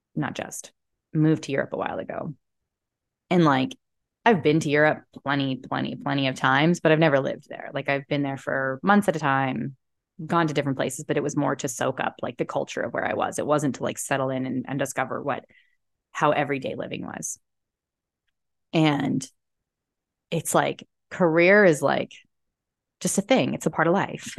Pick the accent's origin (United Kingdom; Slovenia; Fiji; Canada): Canada; Calgary, Alberta; moved away; also born or lived in Texas / Penticton; where I came from because, which is Calgary, which is right by the mountains.